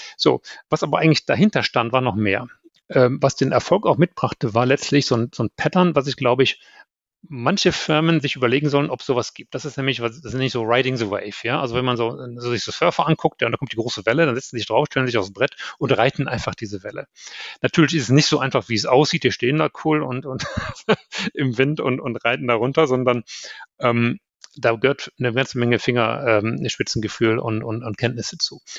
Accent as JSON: {"language": "German", "country": "Germany", "also_born_or_lived": "United States", "moved": "as an adult", "said": "als Deutscher"}